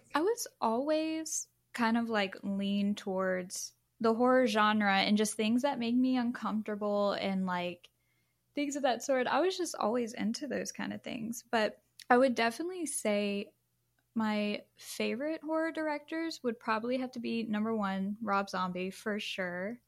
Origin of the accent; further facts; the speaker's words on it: Louisiana, United States; I am actually from Louisiana as well